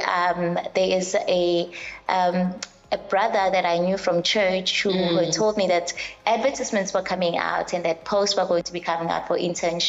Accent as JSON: {"language": "English", "town": "Umlazi", "region": "KwaZulu-Natal", "country": "South Africa", "said": "I come from Emlazi, KwaQ."}